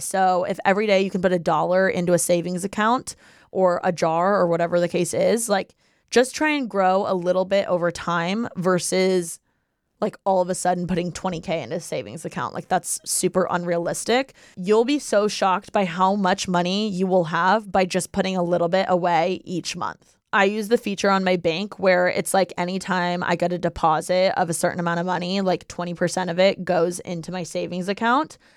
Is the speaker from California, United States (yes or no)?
no; Bloomington, Indiana, United States; now in Los Angeles, United States; we're all from Bloomington, Indiana, and we're born and raised there, okay? But now, I'm in L